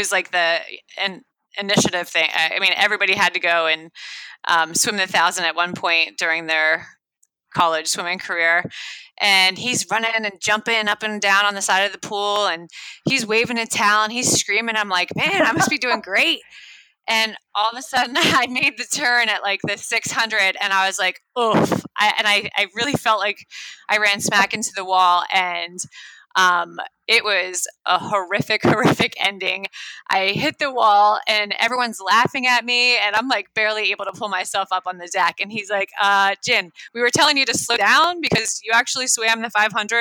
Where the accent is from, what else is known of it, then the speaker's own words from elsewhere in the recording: Pennsylvania, United States; I was born in Pennsylvania